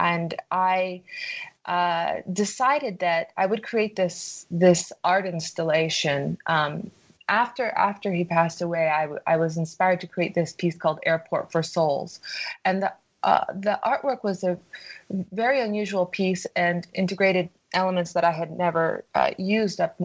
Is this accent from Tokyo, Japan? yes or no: yes; Tokyo, Japan; moved away; I was born in Tokyo, Japan, and I spent my early childhood there